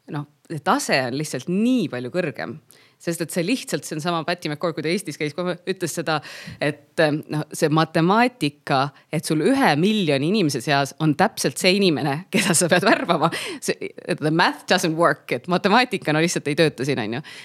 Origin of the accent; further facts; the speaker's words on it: Pärnu, Pärnu County, Estonia; moved away as an adult; also born or lived in Tallinn; ma käisin Pärnu vahet, see oli minu kodulinn